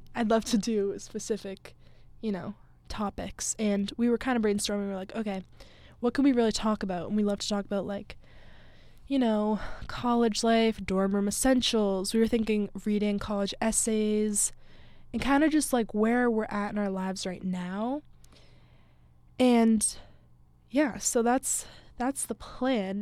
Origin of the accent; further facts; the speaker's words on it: Massachusetts, United States; moved away as an adult; also born or lived in Fairfield, Connecticut; I grew up in Massachusetts, um, a little town, like, forty-ish minutes from Boston.